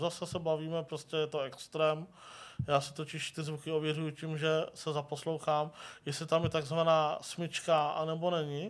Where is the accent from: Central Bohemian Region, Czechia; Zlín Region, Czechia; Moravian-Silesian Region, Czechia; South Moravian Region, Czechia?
Central Bohemian Region, Czechia; Mladá Boleslav; jsem se narodil v Mladé Boleslavi